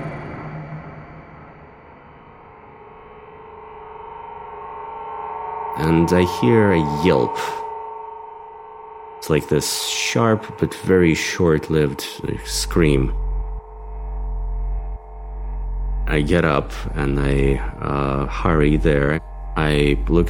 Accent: Moscow, Russia; I grew up in Moscow. I was born and raised here.

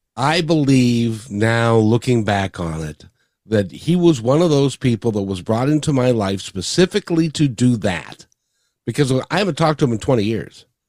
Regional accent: Seattle, Washington, United States; born or raised there; also born or lived in Kirkland, Washington; now in Kent, United States

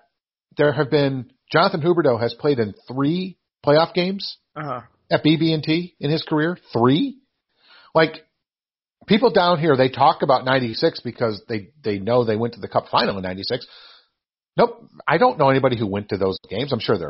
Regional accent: near Lake Placid, New York, United States; now in Florida, United States; growing up near Lake Placid

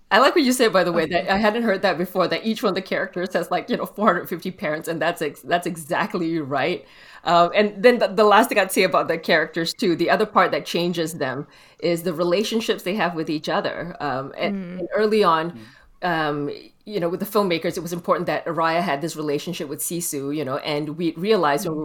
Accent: Malaysia; I grew up in Malaysia

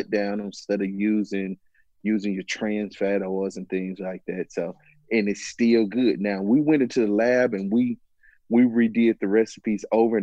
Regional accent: Mississippi, United States; I'm originally from Mississippi

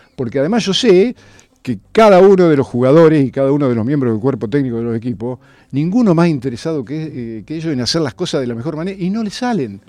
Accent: Argentina; yo soy argentino

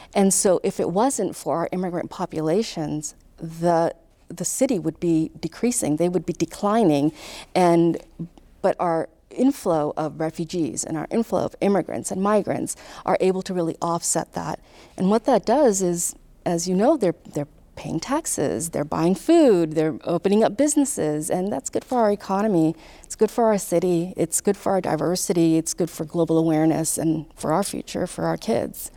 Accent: Irvine, California, United States; moved away as an adult; also born or lived in Pakistan; now in Louisville, United States; My family migrated to Southern California, grew up in Southern California

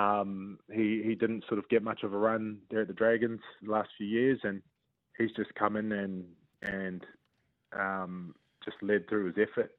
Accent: New Zealand; being in my home country, um, playing for, you know, obviously the Warriors are the only team in the country.

